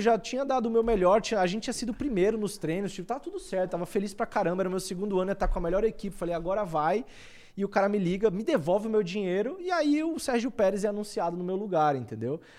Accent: Barreiras, Bahia, Brazil; moved away; E na época eu morava em Barreiras, que é a minha cidade natal, fica na Bahia

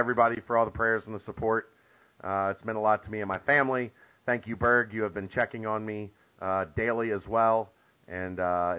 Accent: Northern Kentucky, United States; I've lived in Northern Kentucky all my life, and when anybody asks me where I'm from, I say I'm from Cincinnati

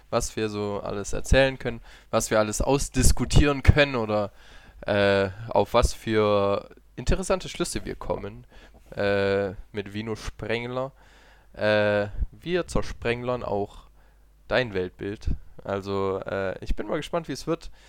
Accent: Italy; Ja, okay, ich bin Italiener, ja.

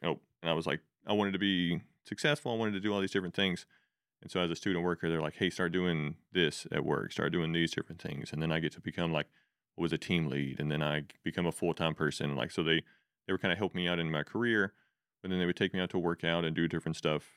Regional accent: Spring Lake, Texas, United States; originally I grew up in a place called Spring Lake. Uh, it's way up, like, pretty, not quite the panhandle of Texas

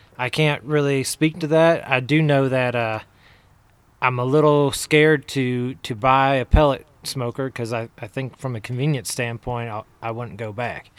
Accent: Ohio, United States; also born or lived in Texas; now in Salt Lake City, United States; I grew up in Ohio, and before we moved here, my wife and I, we were in just south of Houston, Texas.

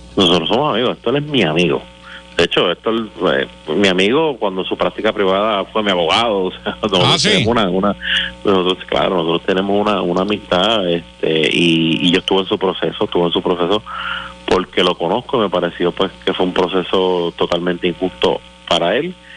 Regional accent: Puerto Rico

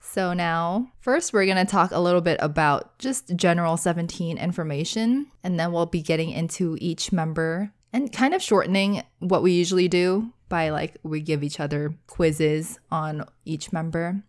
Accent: United States; as an American

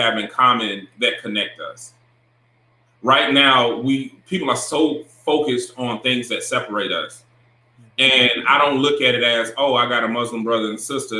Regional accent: Augusta, Georgia, United States; now in North Carolina, United States; I'm from Augusta

